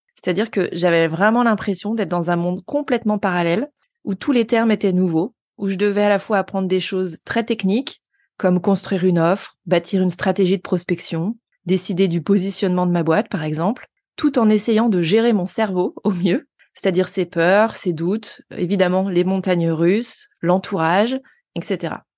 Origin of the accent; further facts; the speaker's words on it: Haute-Savoie, Auvergne-Rhône-Alpes, France; now in Lyon, France; je suis originaire de Haute-Savoie